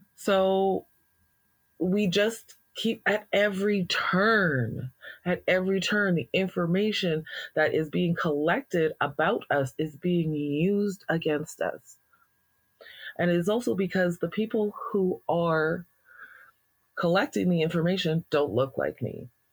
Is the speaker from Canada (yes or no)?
yes; Alberta, Canada; being a Black person in Alberta